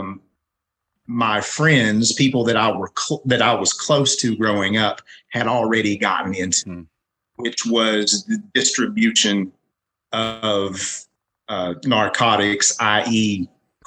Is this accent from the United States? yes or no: yes; Williamson, West Virginia, United States; my hometown, which is Williamson in Mingo County, West Virginia